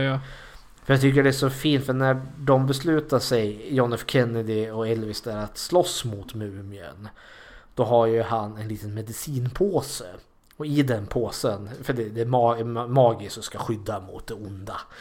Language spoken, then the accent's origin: Swedish; Sweden; samma militärkultur här i Sverige